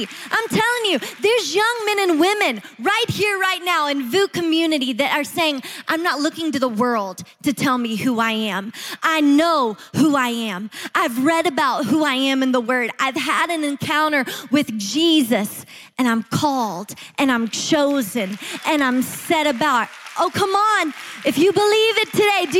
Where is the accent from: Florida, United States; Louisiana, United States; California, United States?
Louisiana, United States; Shreveport; moved away; Shreveport, Louisiana, where my family is living and where I grew up